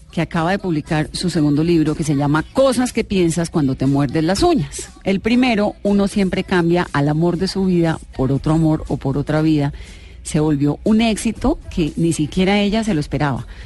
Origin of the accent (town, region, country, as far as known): Cali, Valle del Cauca, Colombia; accent: caleño